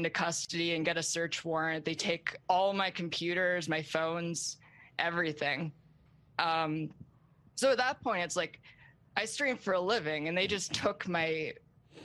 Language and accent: English; Canada; I'm unfortunately Canadian